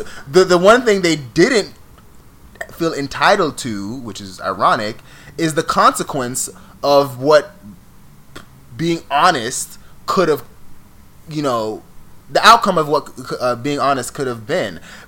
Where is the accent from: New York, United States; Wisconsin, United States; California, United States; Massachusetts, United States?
New York, United States; accent: New York